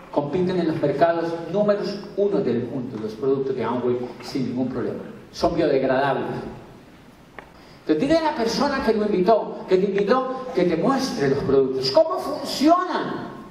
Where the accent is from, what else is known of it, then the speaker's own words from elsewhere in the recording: Miranda, Cauca, Colombia; ¿De dónde, señora? Yo soy de Miranda Mocauca.